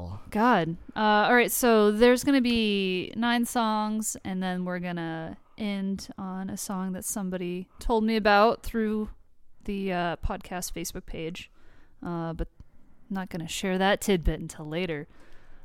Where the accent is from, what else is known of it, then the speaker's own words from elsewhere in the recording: Colorado, United States; moved away; also born or lived in Denver; I lived in Denver for a number of years, being a Colorado native